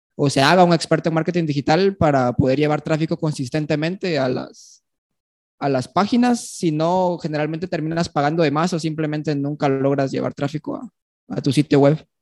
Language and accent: Spanish; Guatemala City, Guatemala Department, Guatemala; yo nací aquí en Guatemala, en la ciudad